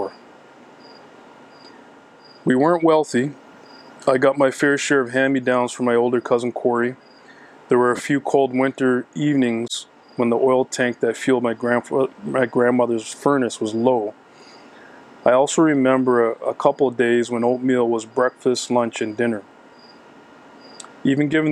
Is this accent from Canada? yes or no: yes; Halifax, Nova Scotia, Canada; now in Toronto, Canada; I grew up on Creighton Street in the north end of Halifax